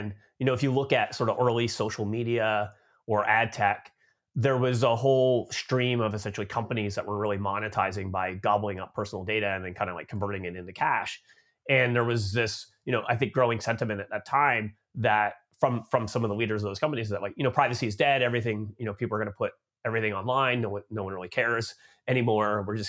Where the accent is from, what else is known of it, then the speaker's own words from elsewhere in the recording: Canada; moved away as an adult; now in United States; So I grew up in Canada, but I've been living in the United States now for about 13 years. So I guess I'm like an expat from Canada now living in the US.